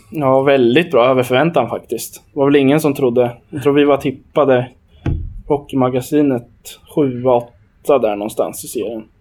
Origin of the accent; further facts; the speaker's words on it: Hallsberg, Örebro County, Sweden; jag är från Hallsberg